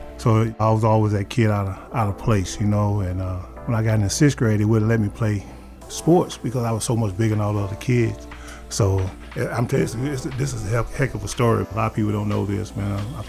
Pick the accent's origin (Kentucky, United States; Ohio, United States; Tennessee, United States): Tennessee, United States; Bell Buckle; I'm a native from right here. I'm from Bell Buckle, Tennessee, right up the street from Murfreesboro.